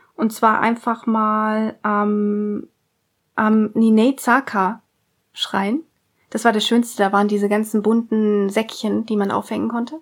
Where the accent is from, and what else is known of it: Germany